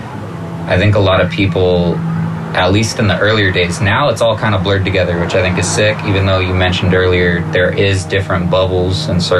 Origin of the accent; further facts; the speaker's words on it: Santa Cruz, California, United States; also born or lived in Watsonville, California / San Jose, California; Originally from Santa Cruz, California. I lived there until I was 14. And then I spent all of my transformative years in San Jose.